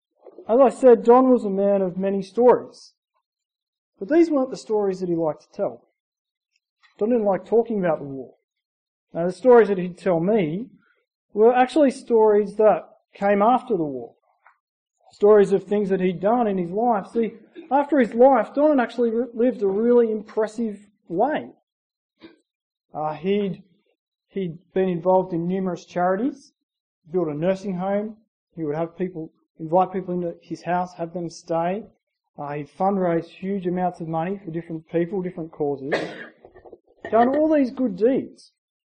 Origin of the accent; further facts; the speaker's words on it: Gundagai, New South Wales, Australia; I grew up in Gundagai, New South Wales, a small town in New South Wales, about 2,000 people